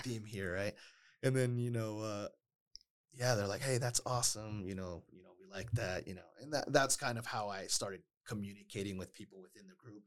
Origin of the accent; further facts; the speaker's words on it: Las Vegas, Nevada, United States; also born or lived in Oakland, California; I grew up, you know, pretty much raised in Las Vegas